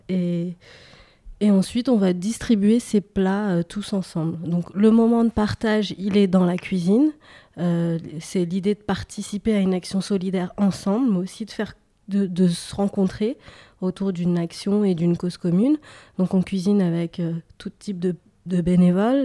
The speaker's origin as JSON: {"language": "French", "town": "Paris", "region": "Île-de-France", "country": "France", "tie": "born or raised there", "said": "j'ai grandi à Paris une partie de, mon enfance, et puis à l'adolescence, j'ai déménagé en banlieue."}